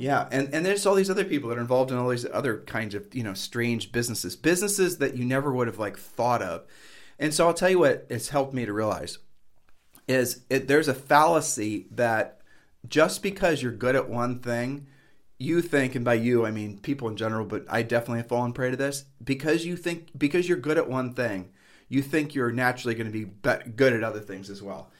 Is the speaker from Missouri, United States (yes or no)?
no; Ohio, United States; moved away as an adult; now in Puerto Rico; where we're from Ohio, in Ohio